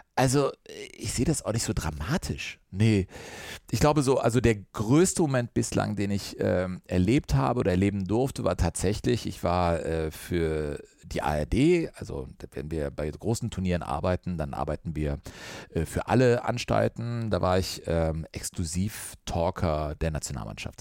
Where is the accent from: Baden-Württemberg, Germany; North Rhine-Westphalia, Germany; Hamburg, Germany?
North Rhine-Westphalia, Germany; Cologne; Ich liebe das Ruhrgebiet, habe eine Dortmunderin geheiratet, bin gebürtiger Kölner